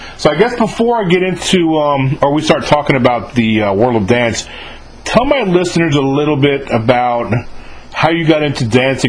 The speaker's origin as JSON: {"language": "English", "town": "Mahopac", "region": "New York", "country": "United States", "tie": "born or raised there", "said": "I'm from Mayapack, New York. Yeah. I was born and raised."}